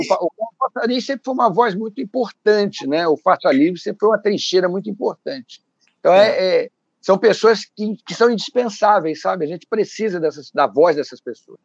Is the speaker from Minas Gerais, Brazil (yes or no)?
no; Rio de Janeiro, Brazil; nós somos carioca